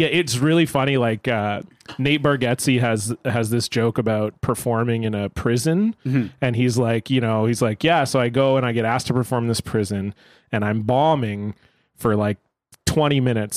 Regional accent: Surrey, British Columbia, Canada; I grew up in a city called Surrey, but I grew up in the south end of that city, which is very close to another city called White Rock.

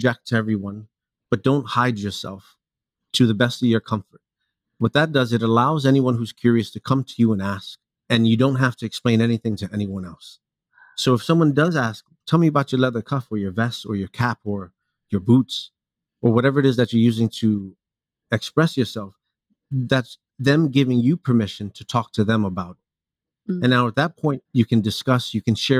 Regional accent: New York City, New York, United States; also born or lived in Hialeah, Florida; I grew up in New York City. I was born in Florida, in Hialeah. I moved to New York around 4 or 5 years old.

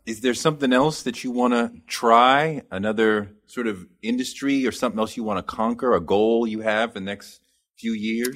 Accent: United States; as American men

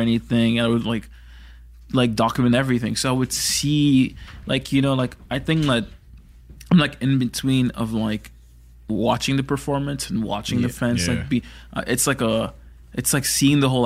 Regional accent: Toronto, Ontario, Canada; growing up around Toronto people and this Toronto community

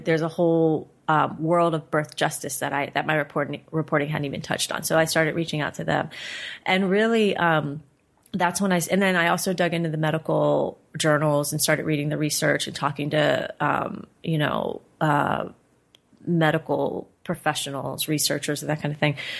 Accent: Cincinnati, Ohio, United States; we live in Cincinnati, which is my hometown

